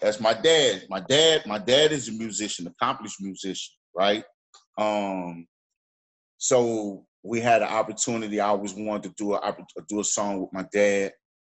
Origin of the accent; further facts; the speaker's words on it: Houston, Texas, United States; also born or lived in New Orleans; So I am from Houston, right? Right? I just happen to be a dual city representative. That's what I say. I'm from both places, right?